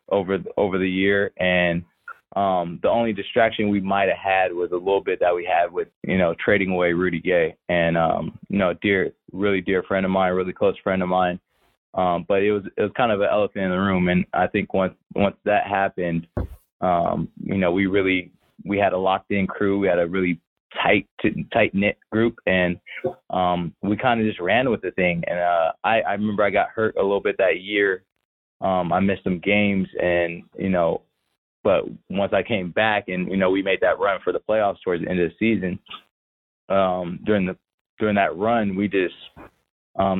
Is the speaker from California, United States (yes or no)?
yes; Fresno, California, United States; also born or lived in Memphis; Fresno, California. It's my hometown.